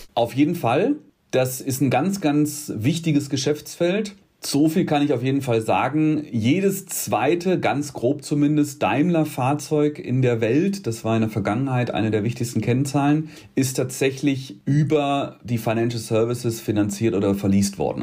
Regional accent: Rheda-Wiedenbrück, North Rhine-Westphalia, Germany; also born or lived in Gütersloh; Also ich bin aufgewachsen in Wiedenbrück. Das ist ein Doppelort, räder Wiedenbrück, um genau zu sein.

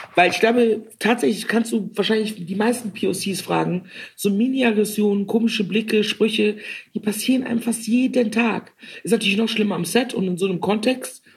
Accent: Cologne, North Rhine-Westphalia, Germany; die Frau, die sie vor sich sehen eine kölsche, rheinische, witzige, dominante Frau

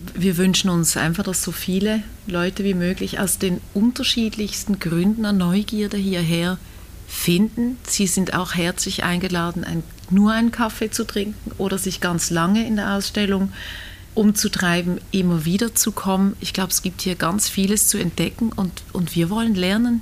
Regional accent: Basel, Basel-Stadt, Switzerland; als Basler

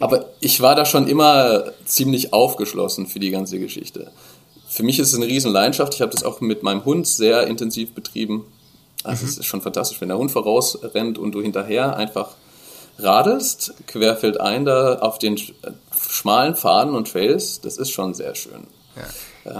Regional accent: Dresden, Saxony, Germany; bei uns in Dresden

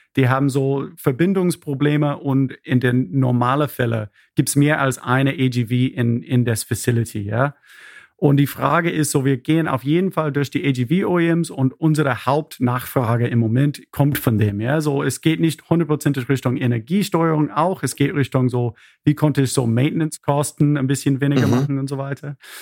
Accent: Nashville, Tennessee, United States; German is a second language; moved away as an adult; also born or lived in Berlin; now in Freiburg, Germany; Ich bin ursprünglich aus Amerika, aus Nashville, Tennessee

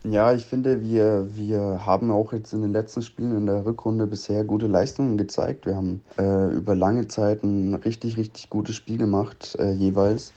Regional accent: 20 minutes from Coburg, Bavaria, Germany; ich bin aufgewachsen 20 Minuten weg von Coburg

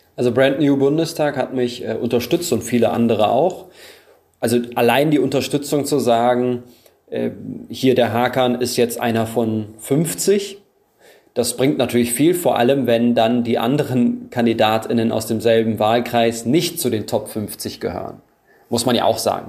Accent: Germany; Ich bin Deutscher mit diese, diesen türkischen Wurzeln.

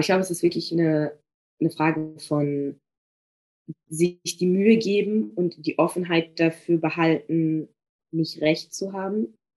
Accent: Magdeburg, Saxony-Anhalt, Germany; moved away as an adult; also born or lived in Bremen / Paris; ich komme eigentlich auch gar nicht aus Bremen. Das heißt, ich komme mhm. aus Magdeburg.

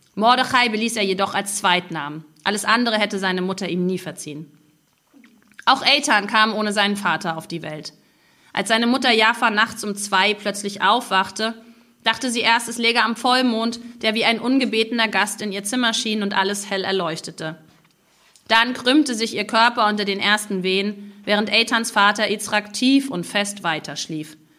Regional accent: East Germany, Germany; moved away as an adult; also born or lived in Stralsund; now in Israel; wir Ostdeutschen dafür bekannt sind, so wahnsinnig freundlich und höflich zu sein

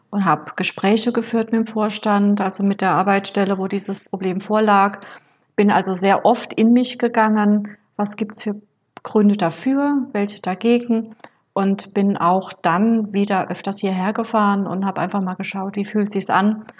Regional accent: Rhineland-Palatinate, Germany; moved away; bin deswegen nach Rheinland-Pfalz in meine Geburtsstadt

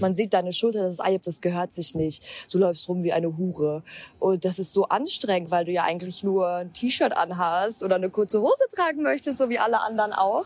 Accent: Gelsenkirchen, North Rhine-Westphalia, Germany; moved away as an adult; now in Berlin, Germany; geboren und aufgewachsen in Gelsenkirchen im Ruhrgebiet, also ich bin eine Pottperle durch und durch

